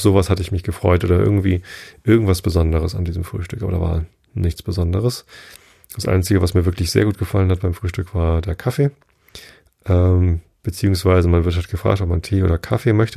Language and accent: German; Hamburg, Germany; wir kommen aus Hamburg